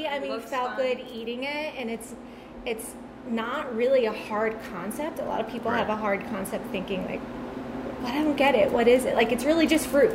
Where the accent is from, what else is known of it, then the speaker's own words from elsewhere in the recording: Long Beach Island, New Jersey, United States; now in Royersford, United States; I'm from New Jersey.